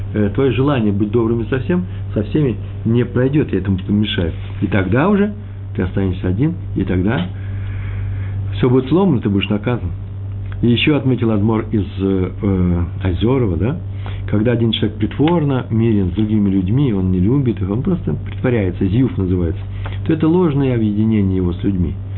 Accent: Russia

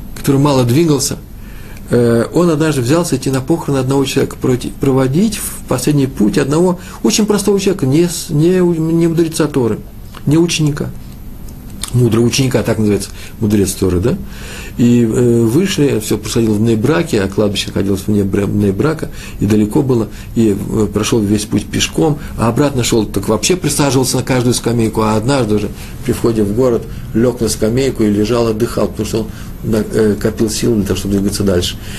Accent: Moscow, Russia; moved away; я из Москвы

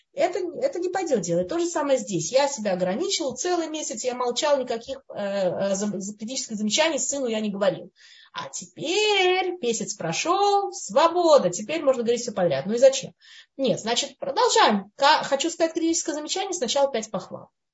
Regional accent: Russia; moved away; мы которые мы выросли, скажем, в России, в Советском Союзе, кто где вырос, да, в той среде

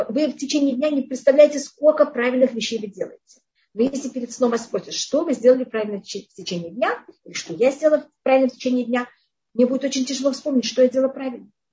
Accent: Tashkent, Uzbekistan; moved away; я жила в Ташкенте тогда, я там родилась

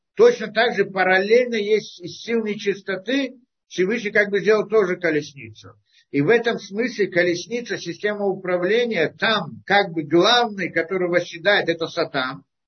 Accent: Russia

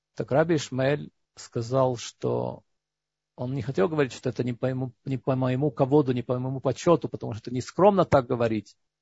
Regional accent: Georgia; moved away; Я вырос в Грузии, потому что там не было антисемитизма

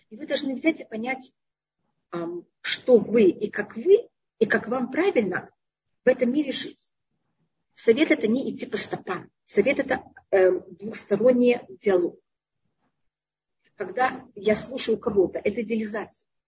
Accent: Tashkent, Uzbekistan; now in Israel; я приехала из Ташкента, который там не был такой высокий уровень, а Израиль в то время, когда я приехала, был более низкий.

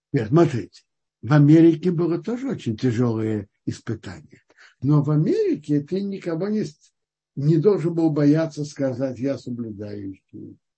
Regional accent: Kazan, Tatarstan, Russia; я родился в Казани уже у папы с мамой, с отцом, которые соблюдали

